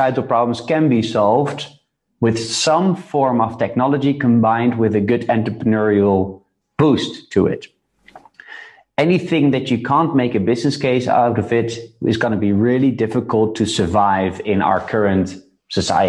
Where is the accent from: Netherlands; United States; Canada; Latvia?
Netherlands; I was born in the Netherlands, born in a good middle class, upper middle